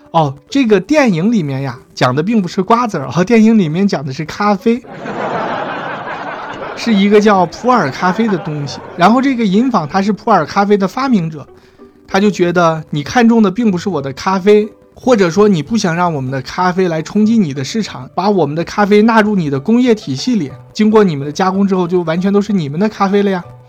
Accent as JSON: {"language": "Chinese", "country": "China", "said": "我们国家"}